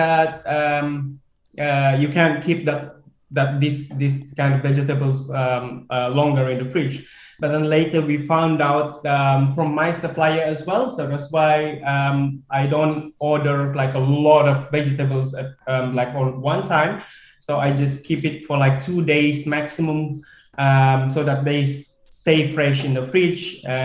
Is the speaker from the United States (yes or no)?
no; Malaysia; as a Malaysian